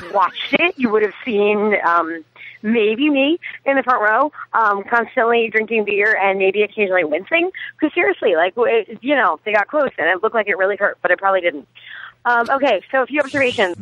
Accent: Long Island, New York, United States; I'm from Long Island and 631 is my area code originally

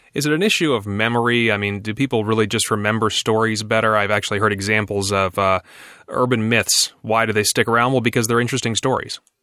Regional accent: Virginia, United States; my home state of Virginia

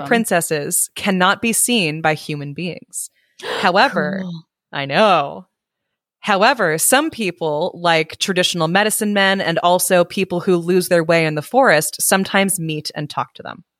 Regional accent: United States; I'm American

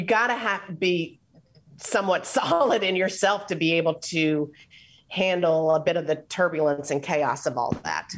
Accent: Atlanta, Georgia, United States; also born or lived in Philadelphia; At 3 years old, we moved from Philly down to Atlanta.

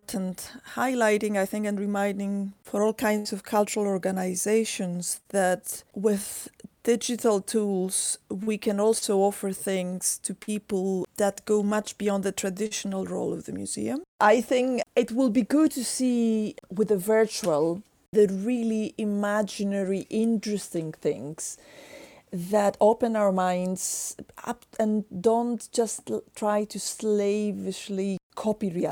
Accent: Greece; moved away; I come originally from Greece

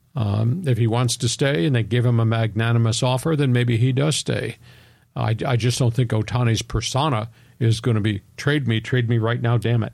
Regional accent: Long Island, New York, United States; moved away; I grew up on Long Island

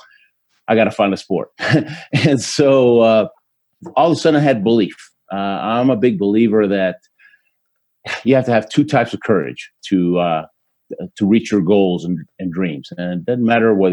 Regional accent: Houston, Texas, United States; born or raised there; first language Spanish; English is a second language; also born or lived in Argentina

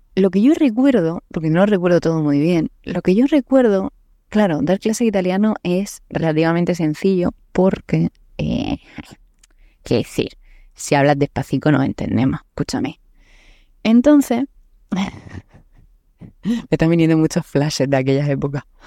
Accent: Murcia, Region of Murcia, Spain; also born or lived in Naples; Soy de Murcia, del sudeste de España

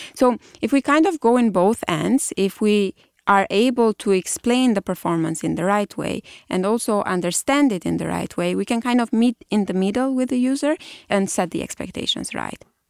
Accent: Albania; moved away as an adult; also born or lived in Germany / Italy; now in United States; I did my undergrad in Albania, which is my home country.

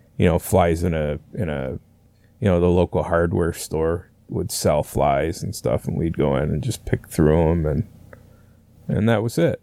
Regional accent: north of the Adirondacks, northern New York State, United States; I, I grew up up there. I started my, uh, you know, fishing, like I said, at a young age and, uh, uh, the Adirondacks were to our, basically to our south, so that's how far up in New York State we were.

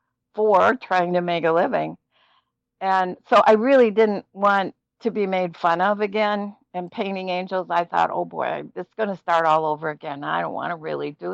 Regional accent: Minneapolis, Minnesota, United States; I'm from Minneapolis

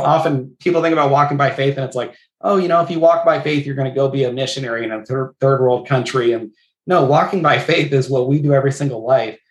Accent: Northern California, United States; moved away as an adult; now in Southwest Washington, United States; My wife and I grew up in Northern California together, came to Washington for the uh, pastor position

